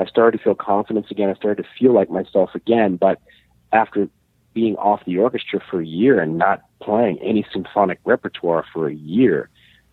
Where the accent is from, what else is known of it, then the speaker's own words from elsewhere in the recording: Illinois, United States; now in Montreal, Canada; Jim and I go back to, I believe we met when we were about 13 years old. Wow. Growing up in Illinois